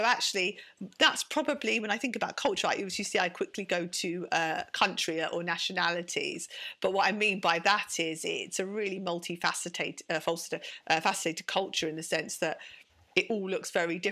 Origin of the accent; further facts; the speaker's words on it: London, United Kingdom; accent: British; also born or lived in Sidcup, Kent; I'm a Londoner. I was raised in central London. I went to school in Baker Street